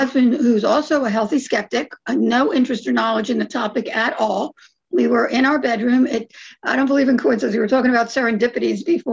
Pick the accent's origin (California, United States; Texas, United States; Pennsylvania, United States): Pennsylvania, United States; Philadelphia; now in Phoenix, United States; We're from Philadelphia.